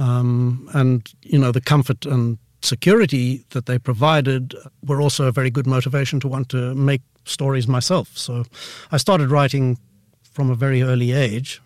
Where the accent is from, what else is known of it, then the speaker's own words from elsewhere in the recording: Pretoria, Gauteng, South Africa; I grew up in Pretoria, which, um, you know, is South Africa's capital city up north